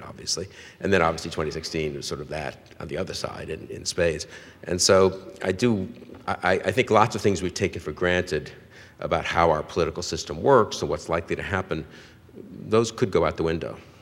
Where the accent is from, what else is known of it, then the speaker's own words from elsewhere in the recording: New York City, New York, United States; also born or lived in Cambridge, Massachusetts; now in Washington, United States; I grew up in New York, first of all, on the west side of New York